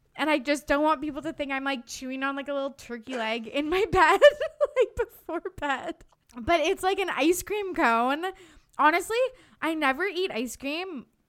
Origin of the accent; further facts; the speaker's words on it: Kamloops, British Columbia, Canada; moved away; I was home in my hometown Kamloops over Christmas break